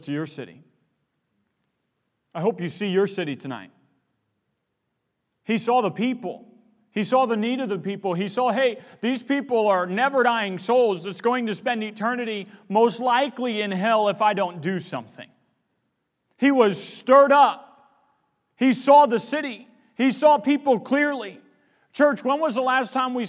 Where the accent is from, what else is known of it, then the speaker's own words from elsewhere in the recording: Missouri, United States; moved away; I come from the Midwest. I grew up in Missouri.